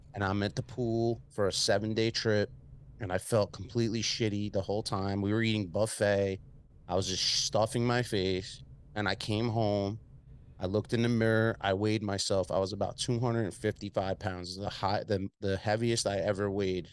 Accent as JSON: {"language": "English", "area": "Long Island", "region": "New York", "country": "United States", "accent": "Long Island, New York City", "said": "I'm from Long Island, so I have a, I'm a spin kinda, like, merged into a Long Island, New York City accent over the years"}